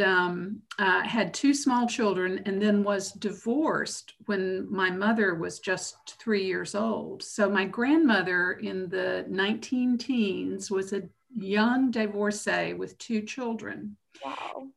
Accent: Macon, Georgia, United States; moved away as an adult; I was born in Macon, Georgia, and spent the first 18 years of my life there.

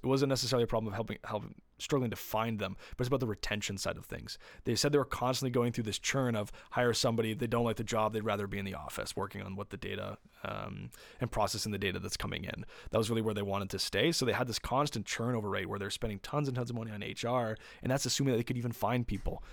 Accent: Windsor, Ontario, Canada; we're from Windsor, and we're a very manufacturing heavy town.

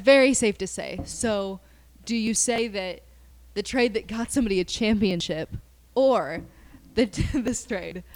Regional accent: Kansas, United States; we're from Kansas

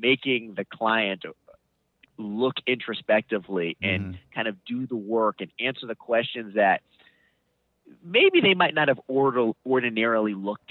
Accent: United States; also born or lived in Northern Virginia; We grew up in the Washington, D.C. area.

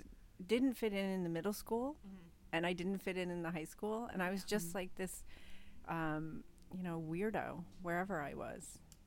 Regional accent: Liverpool, New York, United States; In Liverpool, New York.

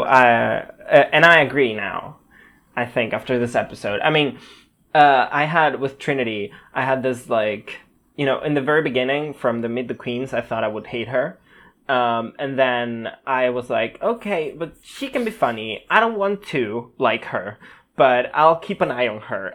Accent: Spain; also born or lived in Barcelona; I am a Spanish boy living in Spain

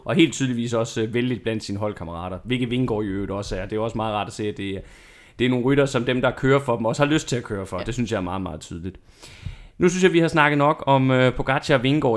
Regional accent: Denmark; vi som, som danskere

